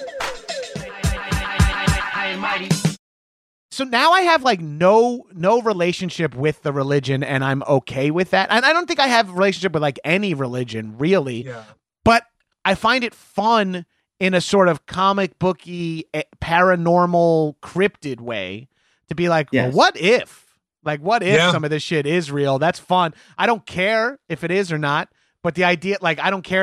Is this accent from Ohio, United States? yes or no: no; Long Island, New York, United States; moved away; I'm from Long Island, so we did Atlantic City so many times.